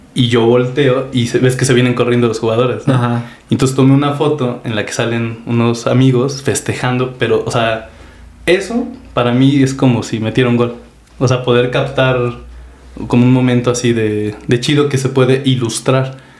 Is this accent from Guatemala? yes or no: no; Apizaco, Tlaxcala, Mexico; tengo 34 años, de aquí a Pizaco, Tlaxcala